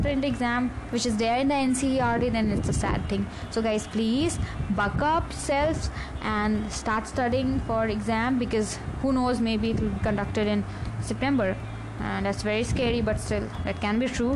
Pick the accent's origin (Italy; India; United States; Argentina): India; I'm an Indian first and always